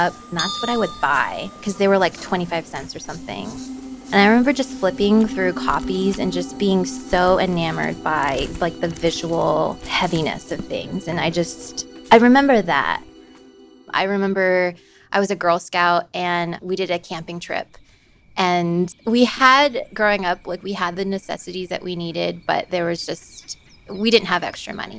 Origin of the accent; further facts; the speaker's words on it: Roswell, Georgia, United States; moved away as an adult; now in Fairbanks, United States; I grew up in Roswell, Georgia